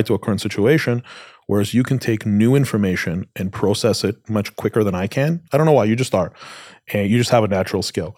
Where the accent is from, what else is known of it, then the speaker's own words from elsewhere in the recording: Canada; I grew up in Canada.